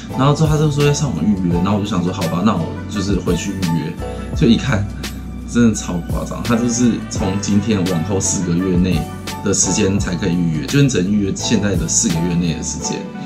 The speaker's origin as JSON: {"language": "Chinese", "country": "Taiwan", "moved": "yes", "lives_now": "Japan", "said": "我们台湾人"}